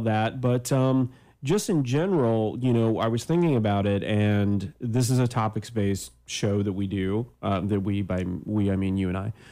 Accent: Canada; now in United States; I'm Canadian

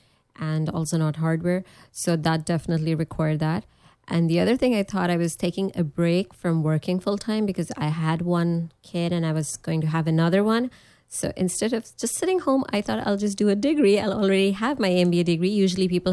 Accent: Pakistan; moved away as an adult; also born or lived in New York / Nebraska; now in United States; I was coming from Pakistan.

